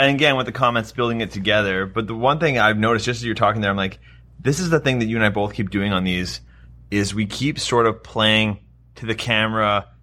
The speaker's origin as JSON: {"language": "English", "country": "Canada", "said": "I'm Canadian. I talk in Canadian"}